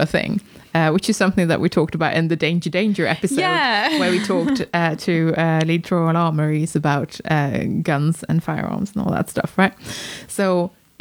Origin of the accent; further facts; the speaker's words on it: Sweden; now in United Kingdom; I was born in Sweden